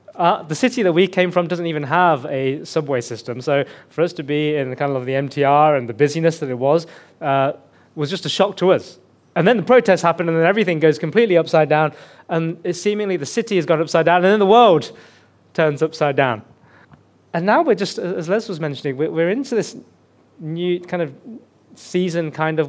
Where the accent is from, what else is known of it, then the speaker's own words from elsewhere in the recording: Birmingham, West Midlands, United Kingdom; accent: Birmingham; moved away as an adult; now in Hong Kong; England. I'm from the faraway land of England, from a city called Birmingham. If you've watched a TV show called Peaky Blinders, that's where my heritage is from. But I try very hard to suppress the Birmingham accent.